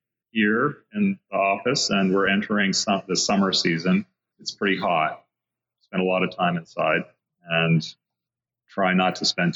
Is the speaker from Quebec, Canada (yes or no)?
no; Toronto, Ontario, Canada; moved away as an adult; also born or lived in New York City, United States; now in Austin, United States; I grew up outside of Toronto and lived in Toronto until I was about 19.